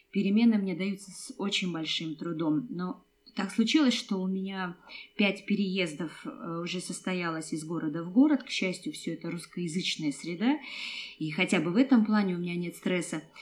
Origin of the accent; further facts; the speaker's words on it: Kazakhstan; Хоть мы и кочевники, я из Казахстана, я родилась в Казахстане, и нам нравится переезжать